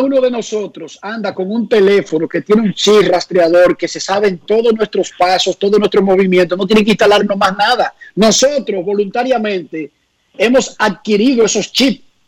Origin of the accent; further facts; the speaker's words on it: Santo Domingo Oeste, Distrito Nacional, Dominican Republic; cuando yo crecí en Buenos Aires de Herrera, esa esquina, cuando yo era niño, era completamente tranquila